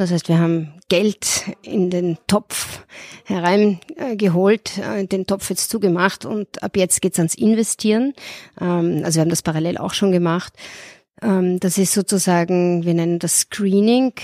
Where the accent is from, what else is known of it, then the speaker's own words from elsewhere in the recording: Vienna, Austria; moved away as an adult; now in Munich, Germany; gebürtige Wienerin